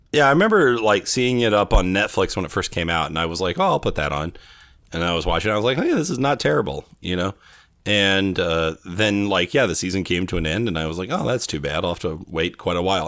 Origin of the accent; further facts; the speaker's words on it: Bakersfield, California, United States; now in Arizona, United States; I grew up in Bakersfield, California